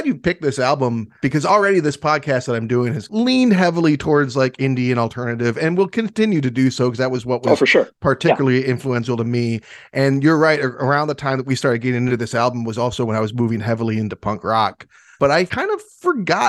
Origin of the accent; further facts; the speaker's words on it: Howell, Michigan, United States; I was born in the Howell Hospital